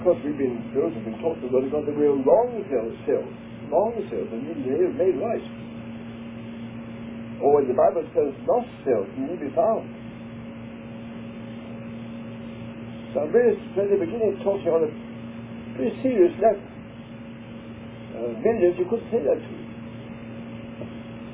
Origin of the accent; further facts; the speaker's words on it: England, United Kingdom; moved away as an adult; I'm an Englishman in our English school system